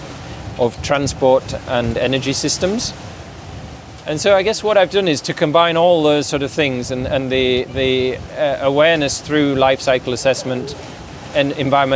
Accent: Yorkshire and the Humber, United Kingdom; moved away as an adult; now in Switzerland; I grew up in Yorkshire, but for the last quite a few years, I've lived in Switzerland.

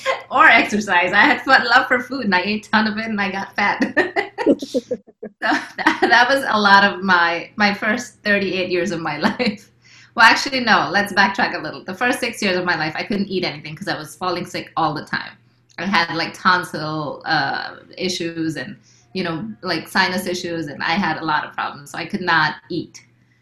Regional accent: India; But at the same time, I'm as Indian as it gets because, you know, we also lived in a place where there were a lot of Indian families and we, you know, hung out together and we grew up together.

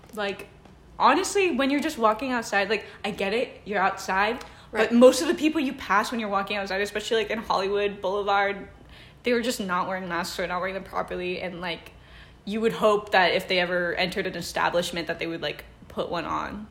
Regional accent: Netherlands; moved away; So I grew up in the Netherlands, which is this tiny little country on the end of Europe, next to Germany, um, and above Belgium

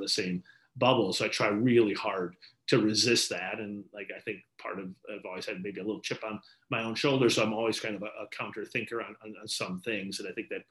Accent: Wisconsin, United States; moved away; also born or lived in Maine; my home state of Wisconsin

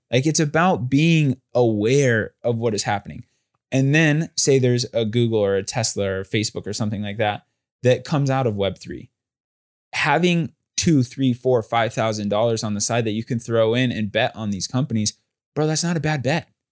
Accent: Southern California, United States; moved away as an adult; also born or lived in Texas; now in New York City, United States; I'm from Southern California

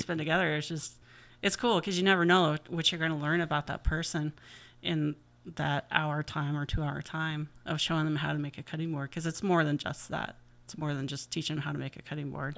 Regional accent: Montana, United States; moved away; I'm originally from Montana

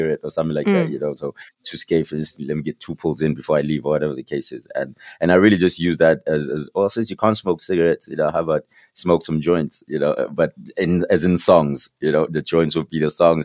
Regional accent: Katlehong, Gauteng, South Africa; also born or lived in Alberton; I'm from Katlehong, right? So my day coming up from Katlehong was split in two

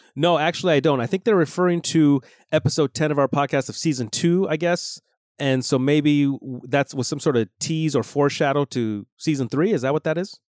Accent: Los Angeles, California, United States; growing up in Los Angeles

